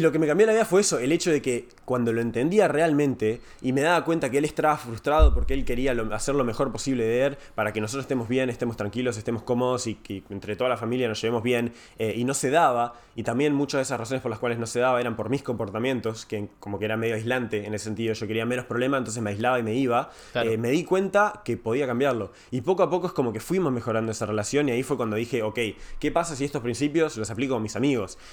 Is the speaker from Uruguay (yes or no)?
yes; Uruguay; yo soy de Uruguay, eh, viví ahí casi toda mi vida.